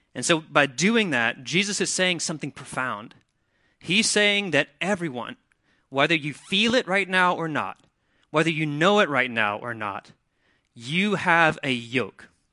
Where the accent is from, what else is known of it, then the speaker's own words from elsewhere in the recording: Mississippi, United States; now in Wilmington, United States; I'm from Mississippi